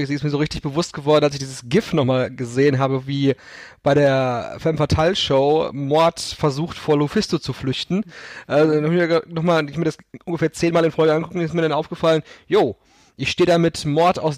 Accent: Germany; natürlich wissen wir als Deutsche, dass äh, David Hasselhoff, unser Landsmann, die äh, Berliner Mauer zum Einsturz gebracht hat.

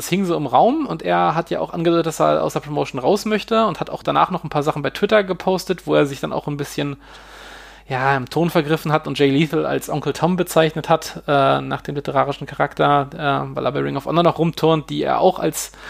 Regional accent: Hanover, Lower Saxony, Germany; Also ich als Hannoveraner, ich kenne ja, es gibt den Machwitz-Kaffee

